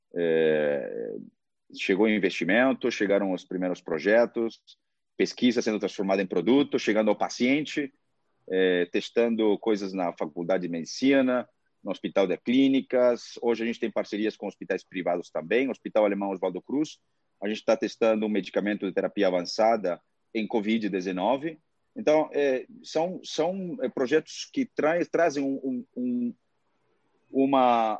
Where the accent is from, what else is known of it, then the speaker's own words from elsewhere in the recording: Peru; Portuguese is a second language; also born or lived in Boston, United States; now in Brazil; nasci no Peru, morei 11 anos nos Estados Unidos e agora estou no Brasil há quase 16 anos